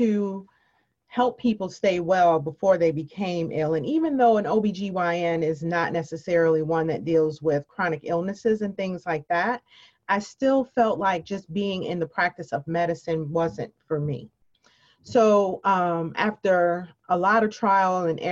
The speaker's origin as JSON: {"language": "English", "town": "Chicago", "region": "Illinois", "country": "United States", "moved": "yes", "said": "I am originally from Chicago, Illinois."}